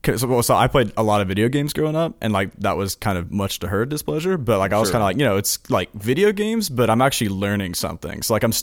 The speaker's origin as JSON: {"language": "English", "town": "Hoover", "region": "Alabama", "country": "United States", "said": "I'm from Birmingham, Alabama."}